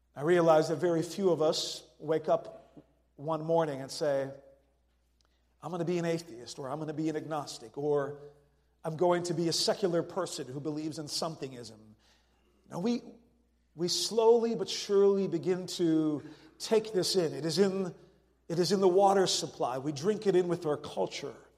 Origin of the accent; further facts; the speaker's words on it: Netherlands; moved away as an adult; also born or lived in France / California; I was born and raised in the Netherlands and went to college in France, and then for 15 years was a church planter in California.